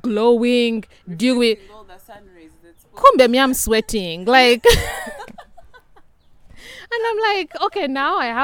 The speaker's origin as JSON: {"language": "English", "country": "Uganda", "moved": "yes", "said": "I'm from a small country in East Africa called Uganda."}